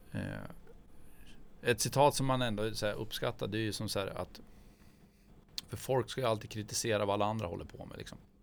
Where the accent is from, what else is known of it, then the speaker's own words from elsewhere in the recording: Gällö, Jämtland, Sweden; now in Umeå, Sweden; jag är från Jämtland